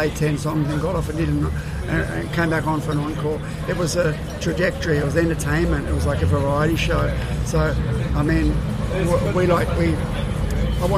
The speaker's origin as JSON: {"language": "English", "town": "Sydney", "region": "New South Wales", "country": "Australia", "tie": "born or raised there", "said": "I'm from Sydney, I'm born and bred in Sydney"}